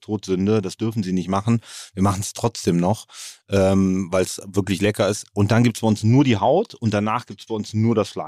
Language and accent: German; Cologne, North Rhine-Westphalia, Germany; Aus Köln.